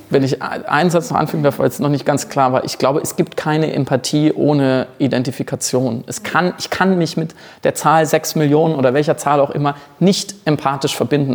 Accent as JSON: {"language": "German", "country": "Germany", "said": "als, als Deutscher"}